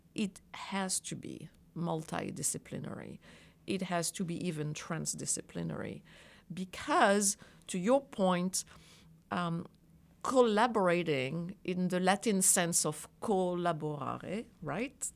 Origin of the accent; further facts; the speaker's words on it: France; moved away as an adult; now in United States; I grew up in France